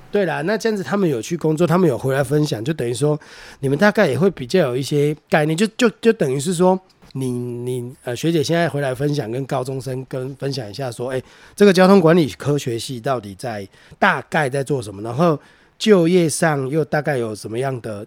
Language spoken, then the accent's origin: Chinese; Taiwan; 我是台湾人